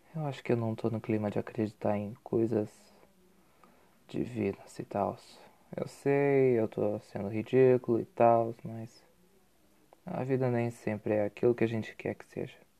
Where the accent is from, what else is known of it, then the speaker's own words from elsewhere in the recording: Curitiba, Paraná, Brazil; sou curitibano, sou brasileiro